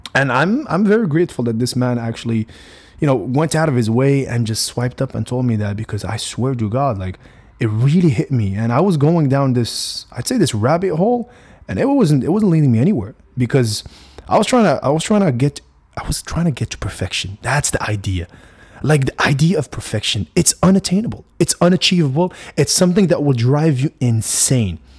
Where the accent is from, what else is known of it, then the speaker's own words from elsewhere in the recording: Morocco; also born or lived in United States; I am Moroccan. I grew up in Morocco for a good fifteen, sixteen years of my life.